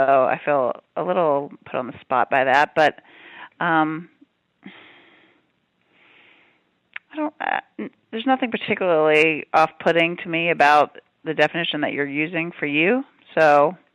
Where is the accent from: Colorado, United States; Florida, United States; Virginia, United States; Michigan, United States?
Virginia, United States; Prince Edward County; moved away as an adult; also born or lived in Oregon / California; I grew up in Prince Edward County and spent most of my life there before I went off to college